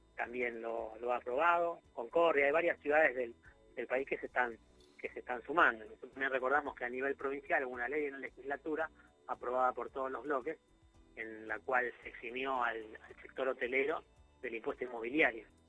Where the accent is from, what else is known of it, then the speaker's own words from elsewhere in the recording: Rosario, Santa Fe, Argentina; nosotros como rosarinos